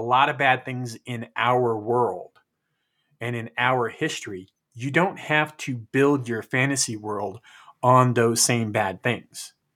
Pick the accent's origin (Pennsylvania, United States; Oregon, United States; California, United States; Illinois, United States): California, United States; We grew up together in California